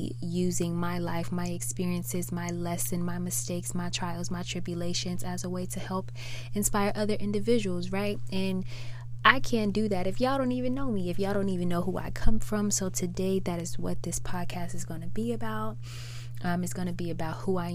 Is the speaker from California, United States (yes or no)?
no; Chicago, Illinois, United States; moved away; I was born and raised in Chicago, Illinois, the south side of Chicago, Illinois